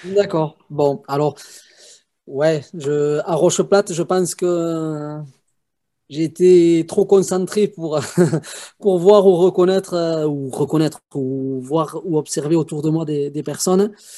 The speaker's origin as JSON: {"language": "French", "area": "Haute-Soule, Basque Country, Pyrénées-Atlantiques", "region": "Nouvelle-Aquitaine", "country": "France", "said": "je suis du Pays Basque, dans la province de Haute-Soule, donc dans les Pyrénées-Atlantiques"}